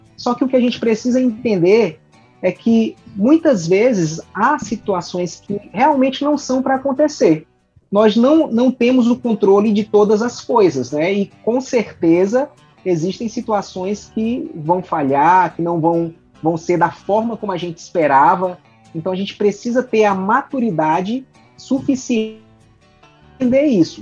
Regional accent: Fortaleza, Ceará, Brazil; eu sou natural aqui de Fortaleza, Ceará

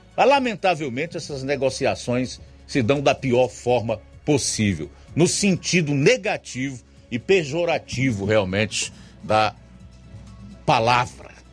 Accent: Brazil; como brasileiro que tá aqui na pedra

